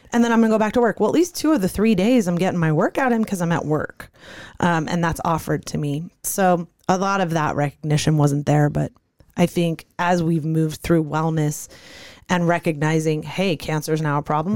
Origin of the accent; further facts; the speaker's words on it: Santa Monica, California, United States; moved away as an adult; now in Arizona, United States; I grew up in California, Santa Monica, California